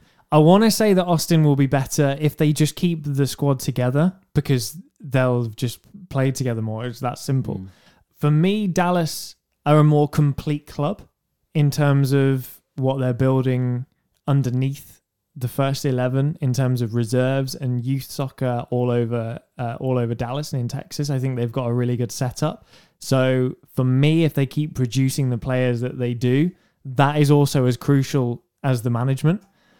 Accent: England, United Kingdom; I'm English and I can barely understand

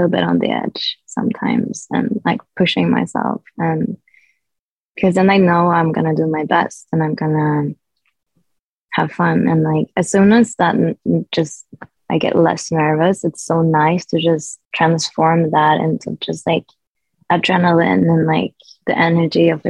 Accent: Sweden; my hometown

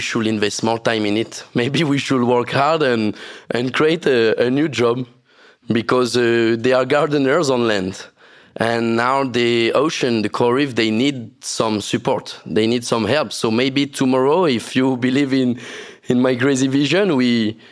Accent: French Polynesia; growing up in Tahiti

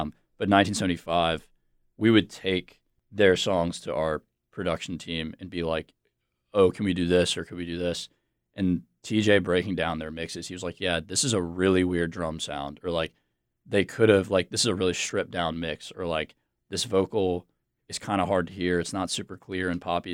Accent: Charlotte, North Carolina, United States; also born or lived in Virginia; now in Raleigh, United States; I am from Charlotte. I grew up in Charlotte.

